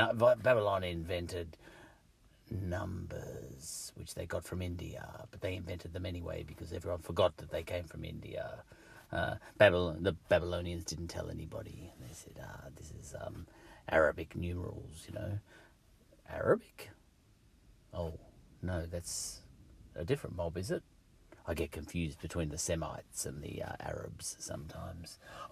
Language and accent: English; England, United Kingdom; is this because I'm English that I think Wilberforce and his, you know, his lot started the ball rolling, you know?